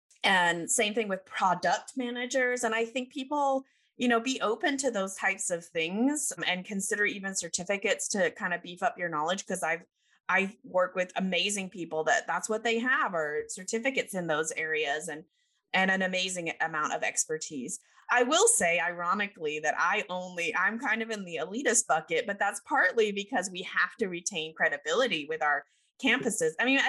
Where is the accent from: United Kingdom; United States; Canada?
United Kingdom; is being raised British. I know you can't tell because I don't have my accent.